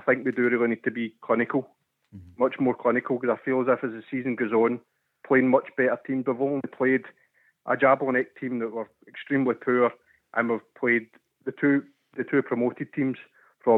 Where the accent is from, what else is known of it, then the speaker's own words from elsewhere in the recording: Bellshill, Scotland, United Kingdom; also born or lived in Newarthill; now in New Stevenston, United Kingdom; I'm originally from Bells Hill, but I've moved to New Stevenson.